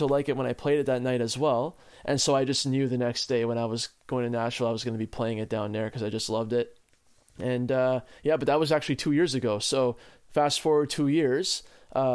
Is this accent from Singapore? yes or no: no; Ottawa, Ontario, Canada; us growing up in Ottawa as like city boys